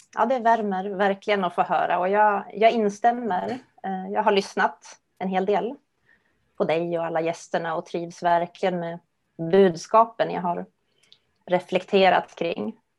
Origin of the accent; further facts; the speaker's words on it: Gävle, Gävleborg County, Sweden; now in Stockholm, Sweden; Gävle är jag uppvuxen